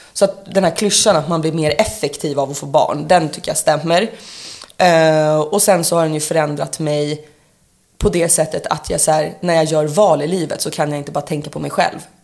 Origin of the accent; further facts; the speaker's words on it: Sorunda, Stockholm County, Sweden; moved away; also born or lived in Gothenburg; jag var ju uppvuxen utanför Nynäshamn i Sorunda